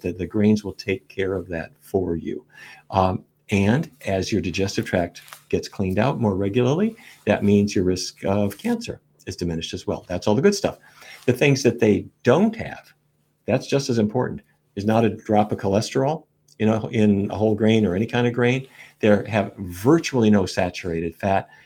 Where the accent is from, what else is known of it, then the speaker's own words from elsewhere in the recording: Fargo, North Dakota, United States; I was a kid growing up in Fargo, North Dakota